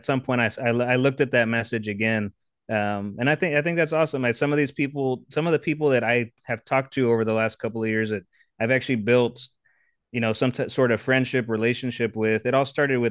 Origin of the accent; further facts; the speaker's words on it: Texas, United States; also born or lived in San Antonio; Texas, born and raised, born in San Antonio